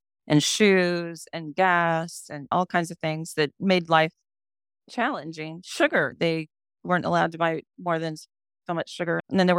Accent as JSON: {"language": "English", "town": "San Francisco", "region": "California", "country": "United States", "tie": "born or raised there", "said": "San Francisco is actually my hometown, birth town, and I've had a fondness for it."}